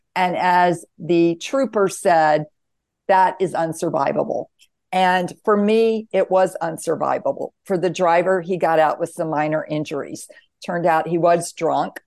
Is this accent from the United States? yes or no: yes; the Bible Belt, the South, United States; I was raised in the South, the Bible Belt, very conservative